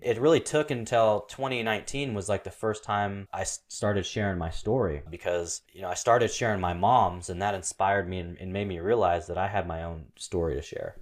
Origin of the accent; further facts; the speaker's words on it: Portland, Oregon, United States; I'm this poor kid growing up in Portland